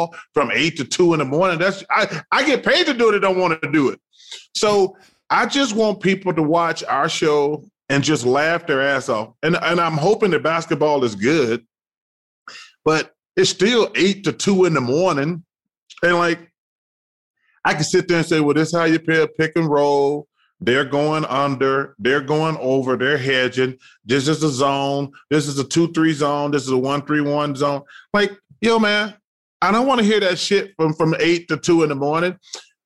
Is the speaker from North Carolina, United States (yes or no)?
no; Alabama, United States; Growing up in Alabama, it's nothing but lakes and ponds.